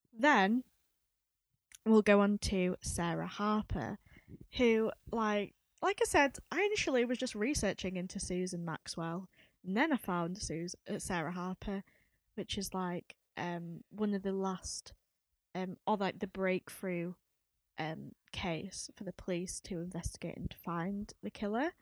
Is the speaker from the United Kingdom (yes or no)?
yes; Leeds, Yorkshire and the Humber, United Kingdom; we are based in Leeds. We are from Leeds.